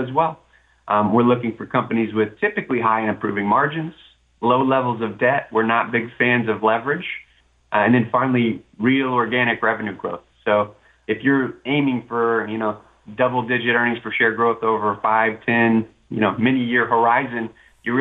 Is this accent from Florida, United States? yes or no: yes; Florida, United States; I'm a native of Florida.